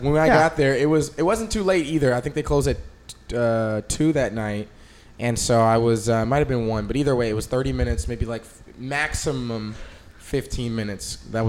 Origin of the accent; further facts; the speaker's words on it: Austin, Texas, United States; I mean, look, I was born in Mexico, in Austin, Texas, at St. David's on 35. Yeah, I was born in Mexico, so it's part of the culture for me.